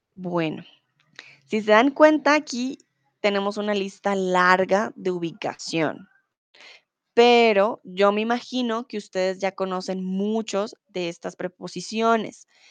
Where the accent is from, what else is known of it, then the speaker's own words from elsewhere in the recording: Bogotá, Colombia; now in Germany; Soy de Colombia, de la capital de Bogotá. Comúnmente vivo en Alemania